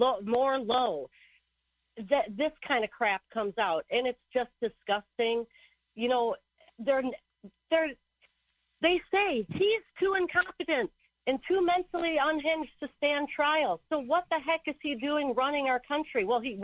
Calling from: Hawaii, United States; I'm calling from Hawaii.

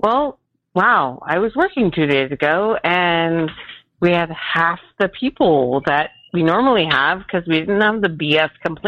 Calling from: Nevada, United States; I'm a charge nurse in the ER in Northern Nevada.

